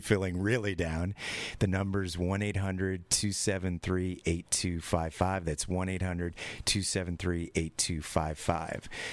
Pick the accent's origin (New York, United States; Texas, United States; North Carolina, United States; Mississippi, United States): New York, United States; I'm from California, not New York